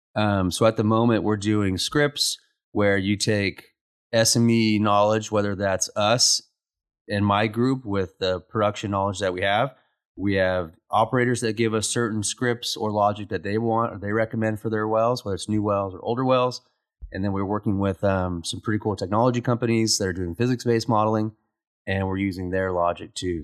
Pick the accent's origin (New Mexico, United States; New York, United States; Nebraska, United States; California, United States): New Mexico, United States; Roswell; moved away as an adult; also born or lived in Midland, Texas / Oklahoma City, Oklahoma; now in Lubbock, United States; I grew up in Roswell, New Mexico